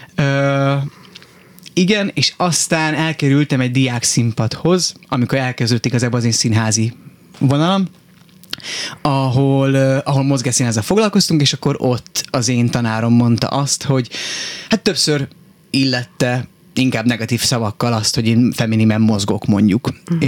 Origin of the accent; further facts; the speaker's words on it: Miskolc, Borsod-Abaúj-Zemplén, Hungary; moved away as an adult; also born or lived in Budapest; én Miskolcon nőttem fel